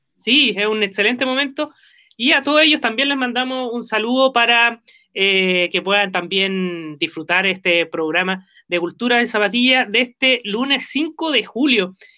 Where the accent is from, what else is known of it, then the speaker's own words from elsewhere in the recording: Concepción, Biobío, Chile; somos penquistas